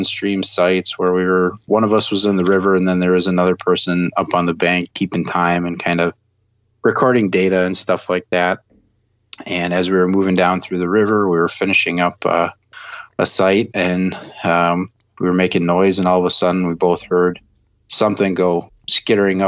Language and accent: English; Madison, Wisconsin, United States; moved away as an adult; also born or lived in Eau Claire, Wisconsin; now in Ohio, United States; I grew up in Madison, Wisconsin, and grew up there, lived in Madison for the first 18 years of my life